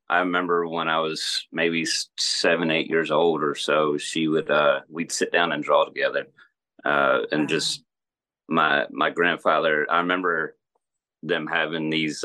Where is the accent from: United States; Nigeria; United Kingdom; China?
United States; Maryland; moved away as an adult; also born or lived in Lancaster, Pennsylvania / Texas; now in Alabama, United States; I grew up up north in Maryland mostly.